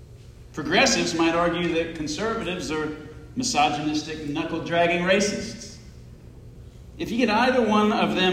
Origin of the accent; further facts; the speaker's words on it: Alabama, United States; I grew up in Alabama